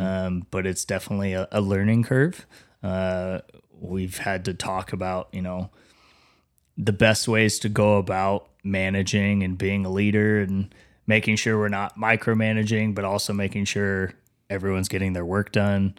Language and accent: English; Wichita, Kansas, United States; moved away as an adult; also born or lived in Denver; I'm from Wichita